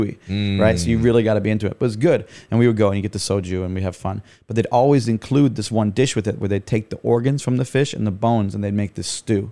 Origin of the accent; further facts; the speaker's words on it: Vermont, United States; moved away as an adult; also born or lived in Montreal, Canada / Boston / Korea; now in Taiwan; I grew up in Vermont, which is in between Boston and Montreal